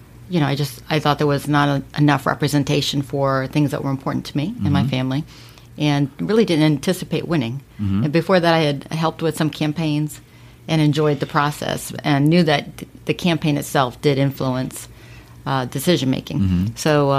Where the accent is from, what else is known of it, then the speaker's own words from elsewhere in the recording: Miami, Florida, United States; also born or lived in Sunrise, Florida / Fort Lauderdale, Florida; now in Port St. Lucie, United States; I've been in Florida since I was 4. Mm-hmm. So I grew up in Miami